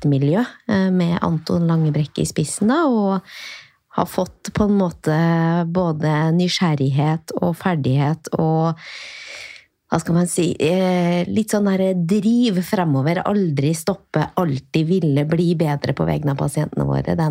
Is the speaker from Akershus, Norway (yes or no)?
no; Åren, Trøndelag, Norway; now in Oslo, Norway; fra et lite sted i Trøndelag som heter Åren. Som er ikke så langt fra Røros, som er et sted som de flere flere har hørt om.